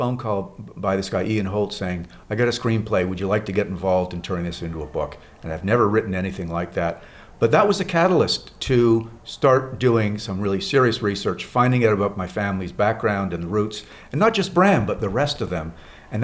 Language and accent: English; Montreal, Quebec, Canada; living in growing up in Montreal, Canada.